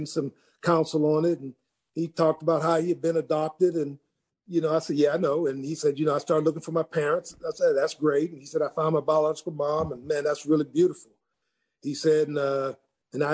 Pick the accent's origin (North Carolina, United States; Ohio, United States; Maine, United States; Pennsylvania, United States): Ohio, United States; growing up in Ohio